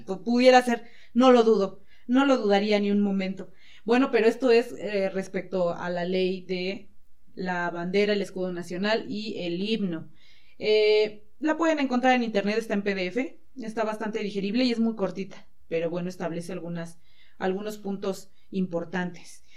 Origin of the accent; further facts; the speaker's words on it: Mexico; soy mexicana